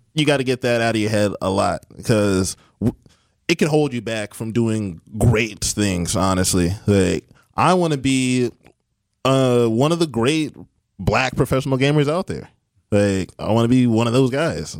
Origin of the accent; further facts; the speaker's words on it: Beloit, Wisconsin, United States; I am from Beloit, Wisconsin. Went to Beloit Memorial High School.